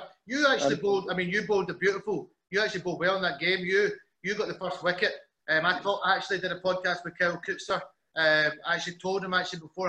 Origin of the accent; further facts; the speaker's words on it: Scotland, United Kingdom; being Scottish.